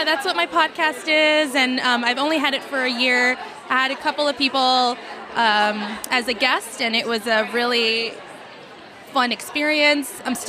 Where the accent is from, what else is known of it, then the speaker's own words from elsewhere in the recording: Chicago, Illinois, United States; moved away as an adult; now in Milwaukee, United States; I'm originally from Chicago, but I moved here in Milwaukee last year, so I've just reached about a year.